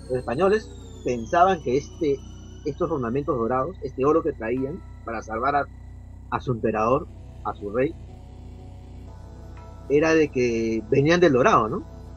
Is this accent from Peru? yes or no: yes; Peru; Ya, yo soy de del Perú, pero pues, México